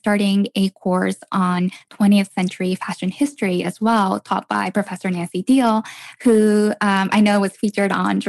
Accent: Tokyo, Japan; I'm from Tokyo

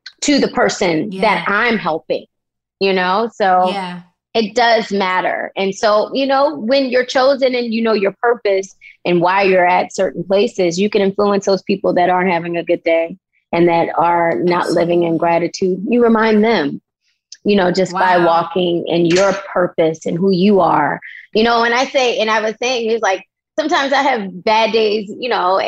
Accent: Baltimore, Maryland, United States; moved away as an adult; also born or lived in Los Angeles, California; I was born and raised in Baltimore City

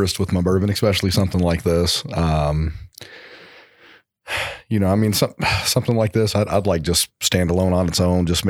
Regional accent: Louisville, Kentucky, United States; I am. Yes. I grew up in Louisville. Started in restaurants here at 14

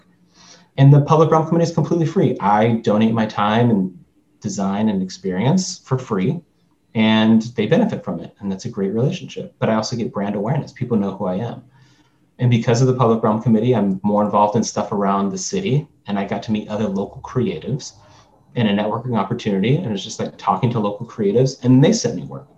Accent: Long Beach, California, United States; I'm from Long Beach

